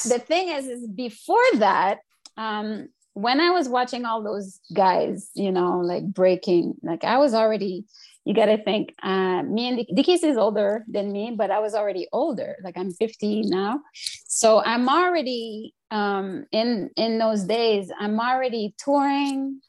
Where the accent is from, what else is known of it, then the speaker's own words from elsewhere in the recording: Montreal, Quebec, Canada; also born or lived in Notre-Dame-de-Grâce, Montreal; I'm from Montreal North. I've already moved to NDG